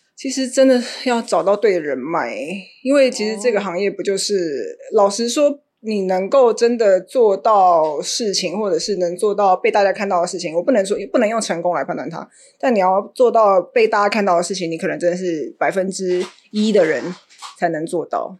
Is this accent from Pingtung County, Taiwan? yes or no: no; Xinzhuang, New Taipei, Taiwan; 我是真的土生土长在新庄